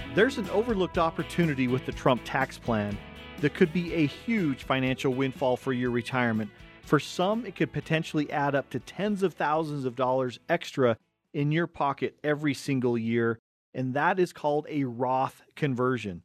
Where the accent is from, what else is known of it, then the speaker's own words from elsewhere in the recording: Cottonwood Heights, Utah, United States; we grew up in Cottonwood Heights, and so we were smack dab in the middle between Big Cottonwood Canyon, Little Cottonwood Canyon